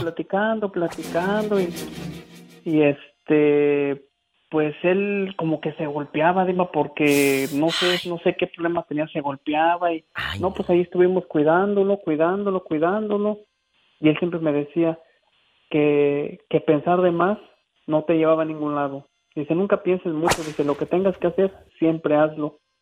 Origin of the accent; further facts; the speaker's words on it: Guanajuato, Mexico; now in Kalamazoo, United States; soy originario de Guanajuato y aquí radico en Michigan.